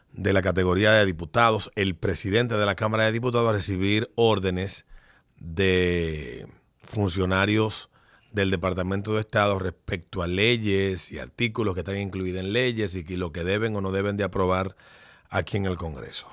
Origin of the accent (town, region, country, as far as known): Dominican Republic